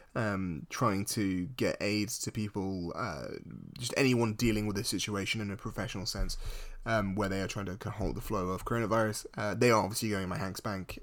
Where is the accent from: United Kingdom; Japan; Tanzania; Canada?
United Kingdom; as a British person